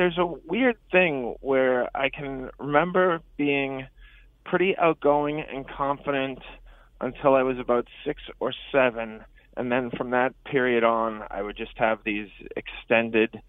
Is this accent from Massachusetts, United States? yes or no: yes; Peabody, Massachusetts, United States; I grew up in Peabody, Massachusetts, which is right next to Salem